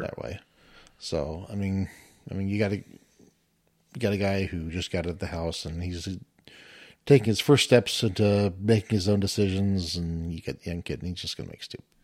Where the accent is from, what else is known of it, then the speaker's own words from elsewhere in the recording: Washington, United States; moved away as an adult; grew up in Washington